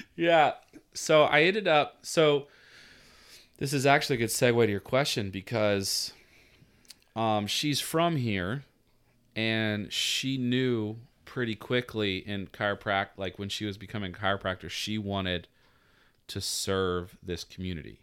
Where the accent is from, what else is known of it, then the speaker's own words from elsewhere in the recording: Atlanta, Georgia, United States; now in Virginia Beach, United States; I'm from Atlanta, Georgia, man, and I'm sitting here working at a beach coffee shop